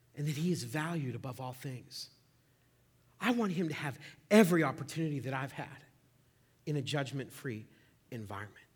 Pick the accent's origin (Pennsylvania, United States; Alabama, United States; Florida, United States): Pennsylvania, United States; Oil City; I was born in Oil City, uh, about thirty-five years ago.